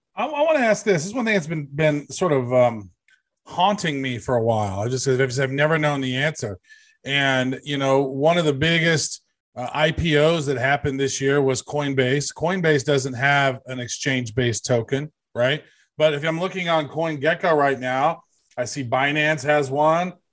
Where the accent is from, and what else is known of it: United States